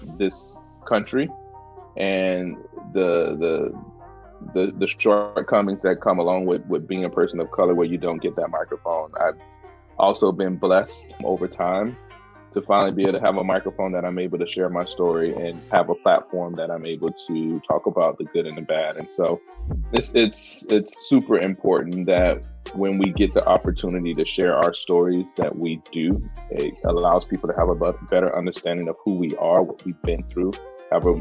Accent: the South, United States; moved away; also born or lived in Pacific Northwest; I'm from the South

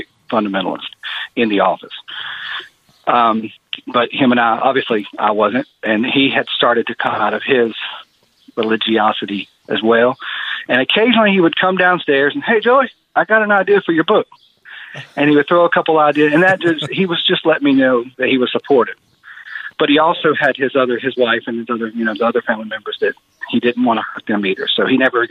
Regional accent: Greensboro, North Carolina, United States; born or raised there

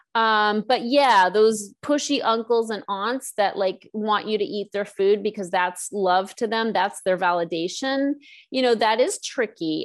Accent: East Coast, United States; now in Los Angeles, United States; I'm from the East Coast

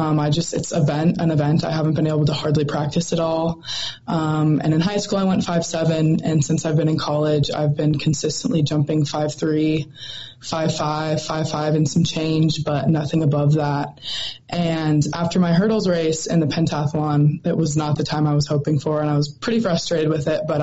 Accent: Montana, United States; I love the state of Montana and all my friends and family I have here. And love getting to rep my home state

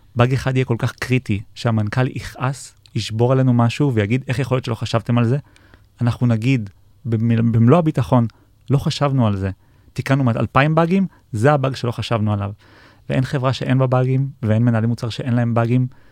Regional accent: Israel; בתור uh, ישראלים

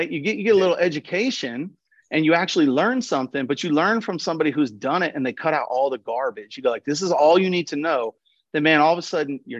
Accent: Louisiana, United States; when I told people I was from Louisiana, they go, "What's it like to live with alligators?" I live in a city.

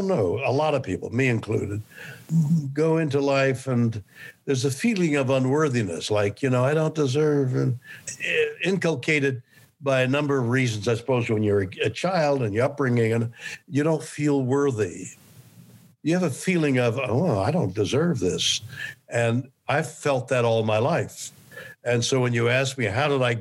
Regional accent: Montreal, Quebec, Canada; moved away as an adult; also born or lived in Toronto, Canada / New York City, United States; now in Los Angeles, United States; I'm from Montreal, Canada

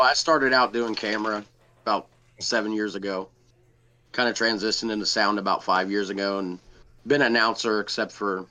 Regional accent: Cincinnati, Ohio, United States; moved away; I grew up in Cincinnati

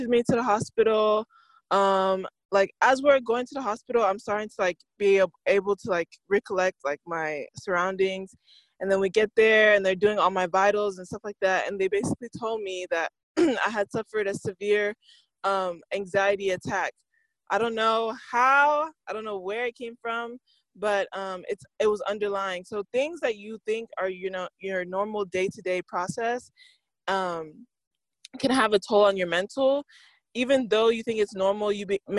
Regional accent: Nigeria; I'm African, I'm Nigerian

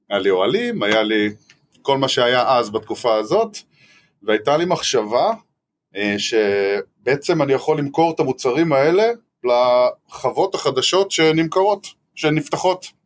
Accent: Northern District, Israel; נינוח, אין פה האמת שום הרגשה של אה, מלחמה, וטוב שכך, אני צפוני.

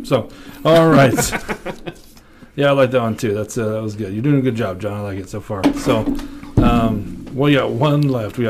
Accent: Colorado, United States; I'm the one from Colorado

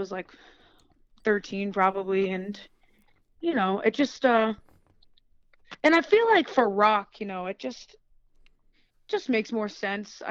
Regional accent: New York, United States; I'm from New York

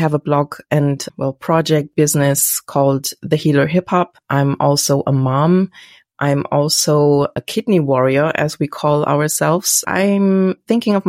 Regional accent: Germany; English is a second language; I'm from Germany, so my English might be like

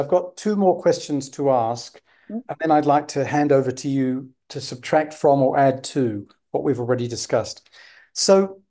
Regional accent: United Kingdom; accent: received pronunciation; I speak what linguists call received pronunciation in Britain

